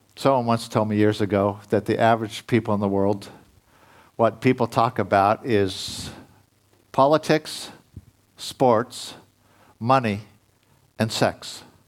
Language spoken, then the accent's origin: English; United States; being an American